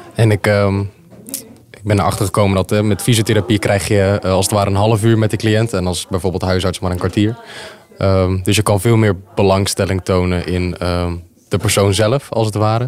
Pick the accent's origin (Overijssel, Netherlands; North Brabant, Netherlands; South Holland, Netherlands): South Holland, Netherlands; Zwijndrecht; ik ben ehm, geboren en getogen in Zwijndrecht